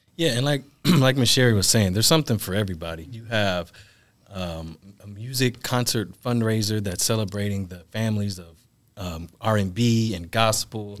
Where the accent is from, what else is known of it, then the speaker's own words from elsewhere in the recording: Milwaukee, Wisconsin, United States; I am born and raised in Milwaukee